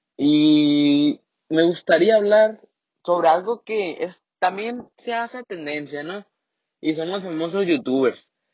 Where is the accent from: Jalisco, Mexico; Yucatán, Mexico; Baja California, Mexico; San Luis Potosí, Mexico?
Baja California, Mexico; Mexicali; accent: norteño, like Mexicali; also born or lived in Sinaloa; yo soy de Sinaloa. No tengo el acento de allá tal como es, pero mi familia un poco. Entonces, se me ha, se me pega un poquito, ¿no? Pero no. La verdad, considero que mi acento es normal, como aquí en Mexicali